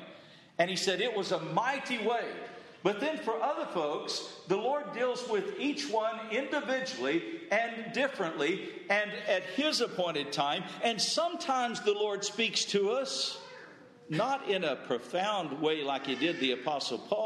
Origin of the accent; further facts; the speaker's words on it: the South, United States; I grew up in the South